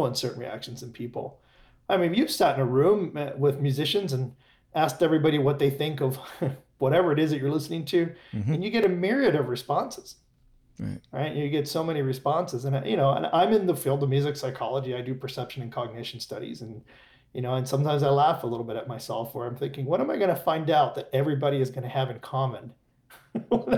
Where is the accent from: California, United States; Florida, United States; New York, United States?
Florida, United States; Miami; I grew up in Miami